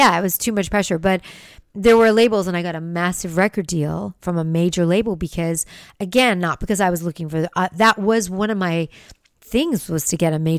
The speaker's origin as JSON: {"language": "English", "town": "West Hollywood", "region": "California", "country": "United States", "tie": "born or raised there", "said": "I mean, that's where I was raised in West Hollywood."}